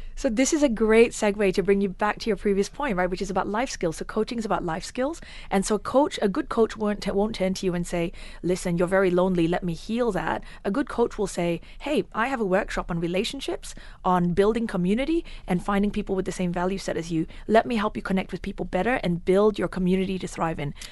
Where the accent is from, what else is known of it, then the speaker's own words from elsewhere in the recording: Australia; moved away as an adult; now in United Arab Emirates; my home country of Australia. I lived there for nineteen years